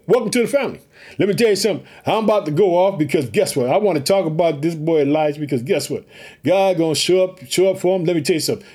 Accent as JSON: {"language": "English", "region": "Illinois", "country": "United States", "also_born_or_lived": "Chicago, United States", "said": "Illinois, which is my home state. I live in the city of Chicago."}